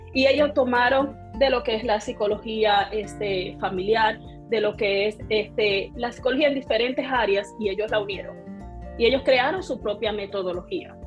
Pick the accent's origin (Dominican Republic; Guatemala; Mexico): Dominican Republic; como decimos un buen dominicano, soy dominicana